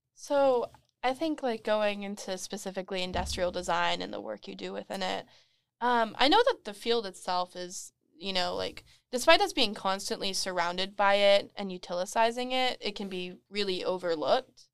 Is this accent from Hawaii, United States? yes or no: no; Moreno Valley, California, United States; moved away as an adult; now in Long Beach, United States; I'm also from Moreno Valley